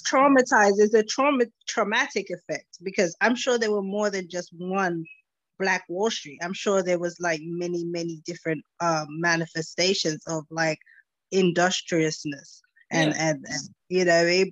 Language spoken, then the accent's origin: English; United States; I was born in America